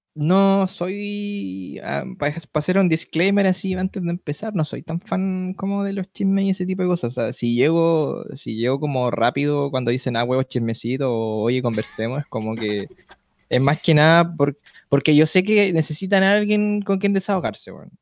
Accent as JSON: {"language": "Spanish", "country": "Chile", "said": "aquí en mi país"}